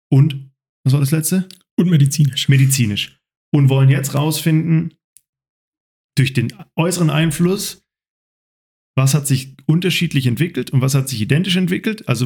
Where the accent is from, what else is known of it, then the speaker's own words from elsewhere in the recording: Germany; ich jetzt als, als Deutsche